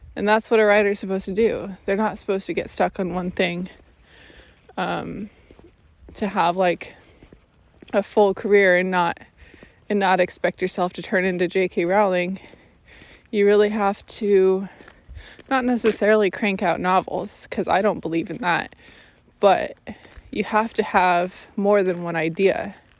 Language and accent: English; Washington, United States; moved away; my home state, Washington State